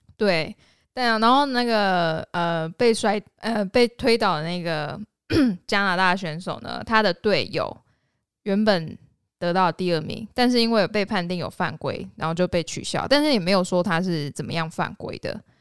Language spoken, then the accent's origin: Chinese; Yunlin County, Taiwan; 我云林人啊